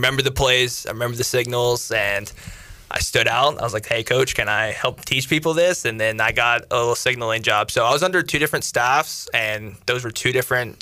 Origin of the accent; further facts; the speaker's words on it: Clayton, North Carolina, United States; also born or lived in Athens, Ohio; I was born in Ohio. I grew up in North Carolina, though.